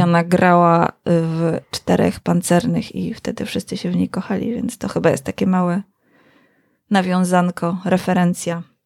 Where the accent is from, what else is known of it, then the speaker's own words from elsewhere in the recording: Kielce, Świętokrzyskie Voivodeship, Poland; miasto, skąd pochodzimy z Konradem